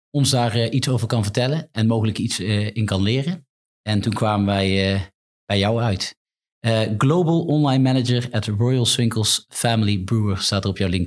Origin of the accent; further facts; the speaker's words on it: Tilburg, North Brabant, Netherlands; Ik ben een echte Tilburger.